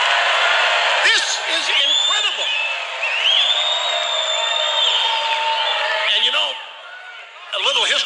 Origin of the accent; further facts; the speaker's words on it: Cape Girardeau, Missouri, United States; I'm from Cape Girardeau